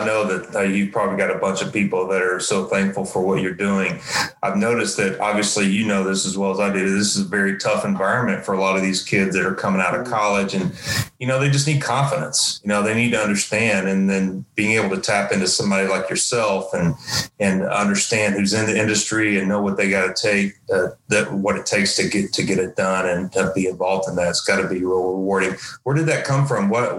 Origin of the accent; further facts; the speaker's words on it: Knoxville, Tennessee, United States; Yeah, I grew up in Knoxville, and so there was a period of time where I'd come home from school